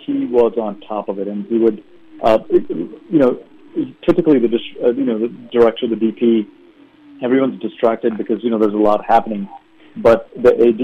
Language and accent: English; India; moved away; in the early part of my life, I grew up in India